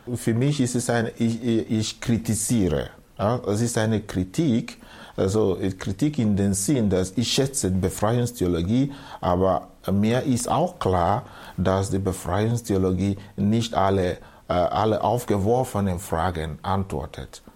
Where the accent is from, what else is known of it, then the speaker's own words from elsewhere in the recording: Southeast Nigeria, Nigeria; German is a second language; moved away as an adult; now in Austria; Also ich bin geboren in Südostnigeria, der ehemalige Biafra, Biafra-Gebiet. Dort bin ich aufgewachsen am Land